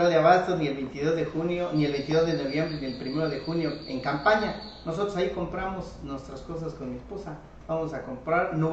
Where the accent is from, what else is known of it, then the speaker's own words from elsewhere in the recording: Chihuahua, Mexico; Yo nací en Chichimá, fui, este, cargué leña con burritos, sembraba hortalizas, me metía en el arroyo las 5 de la mañana a lavar mis rábanos y mis betabeles